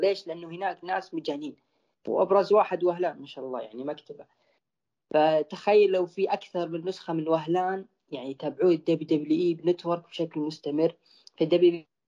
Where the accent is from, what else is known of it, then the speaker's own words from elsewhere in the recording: Saudi Arabia; عندنا في السعوديه